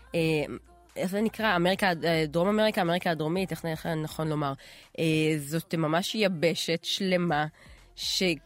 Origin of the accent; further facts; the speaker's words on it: Israel; אני בתור ישראלית, את יודעת, דור, לא יודעת מה, רביעי לאנשים שחיים פה